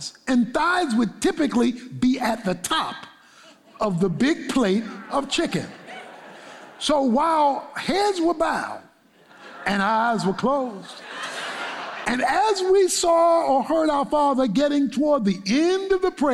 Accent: Baltimore, Maryland, United States; growing up in Baltimore

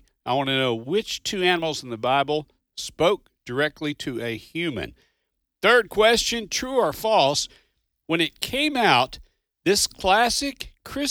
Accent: Kentucky, United States; now in Mississippi, United States; I'm a Southern boy. I grew up in Kentucky, live in Mississippi

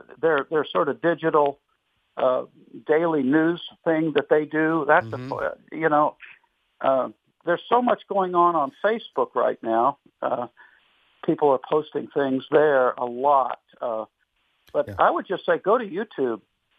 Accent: Wilmore, Kentucky, United States; I am from Wilmore. Yes, I certainly am.

